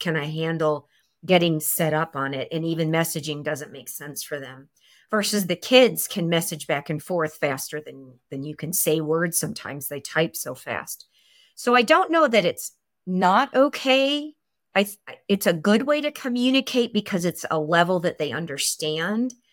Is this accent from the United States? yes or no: yes; Chicago, Illinois, United States; also born or lived in California; now in Idaho Falls, United States; I'm from Chicago, so the snow is not a big deal here in Idaho for me.